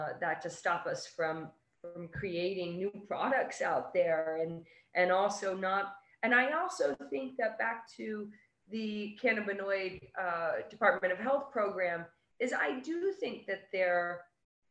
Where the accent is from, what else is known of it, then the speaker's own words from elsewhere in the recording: New York, United States; being a New Yorker